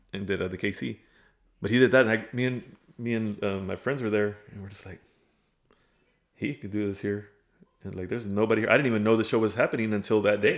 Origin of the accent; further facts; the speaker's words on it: Premont, Texas, United States; moved away as an adult; also born or lived in Hebbronville, Texas; now in Kingsville, United States; I claim Fremont as my hometown